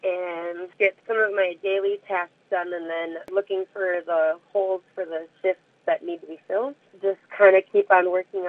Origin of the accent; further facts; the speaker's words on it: Kenyon, Minnesota, United States; I grew up just south of Kenyon, Minnesota. Went to school at Triton in Dodge Center.